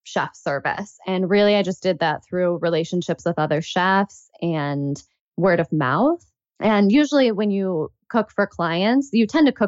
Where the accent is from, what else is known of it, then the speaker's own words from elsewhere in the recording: United States; also born or lived in Chicago / New York City; my personal background is Pakistani. I'm American, but because that's my heritage